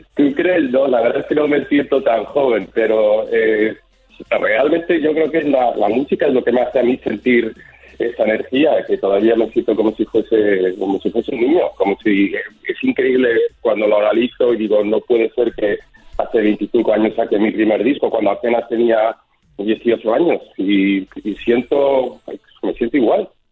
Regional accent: Miami, Florida, United States; accent: mixed; also born or lived in Spain; mi acento está un poquito mezclado porque me he criado en Miami

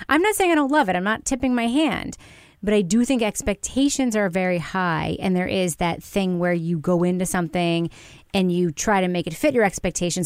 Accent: New York, United States; I grew up in New York

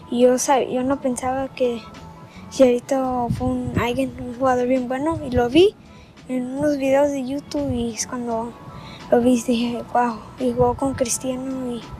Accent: Guadalajara, Jalisco, Mexico; Soy de Guadalajara, Jalisco.

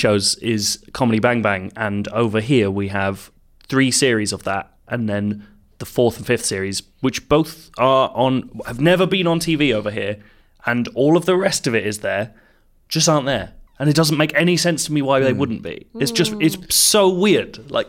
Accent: South Africa; I'm from South Africa, so Leo's attempt at a South African accent became pretty much the funniest thing for my entire grade.

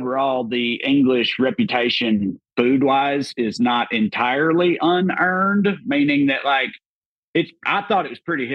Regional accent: the South, United States; we are Americans, but we're from the South

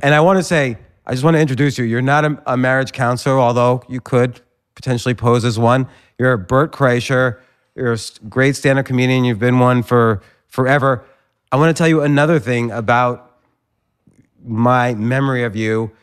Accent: New Jersey, United States; moved away; also born or lived in Pittsburgh; I grew up in, uh, New Jersey, but I was living in Pittsburgh at the time

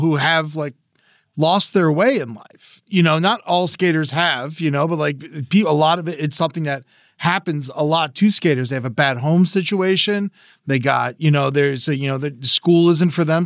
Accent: South Florida, United States; I grew up in South Florida

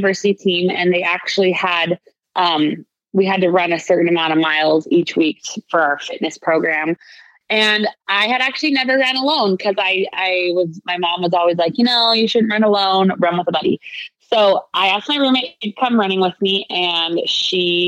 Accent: Utah, United States; I'm from Utah

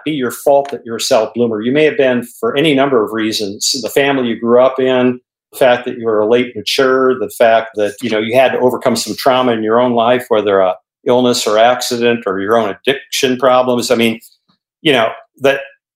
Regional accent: Bismarck, North Dakota, United States; I grew up in Bismarck, North Dakota

